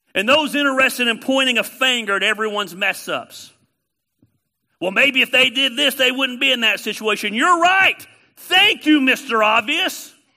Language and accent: English; Canton, Georgia, United States; I am a redneck from Canton, Georgia. Of course I have a voice inflection